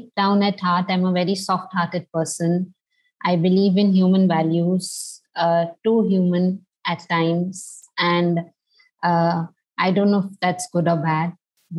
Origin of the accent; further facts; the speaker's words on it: Delhi, India; moved away as an adult; also born or lived in Mumbai / Singapore / Jakarta; I was born and brought up in Delhi, in India.